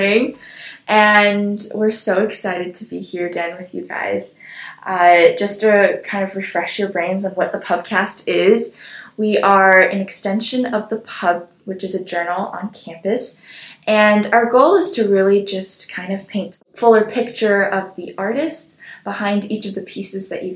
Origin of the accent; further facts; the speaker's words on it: Seattle, Washington, United States; I'm from Seattle, Washington